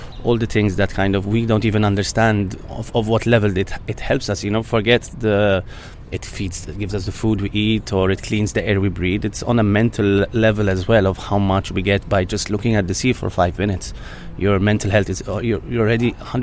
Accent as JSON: {"language": "English", "country": "Malta", "said": "where I come from Malta"}